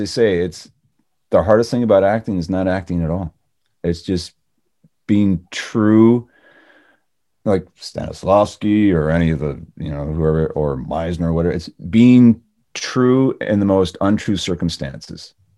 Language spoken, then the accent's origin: English; Canada; moved away; Being Canadian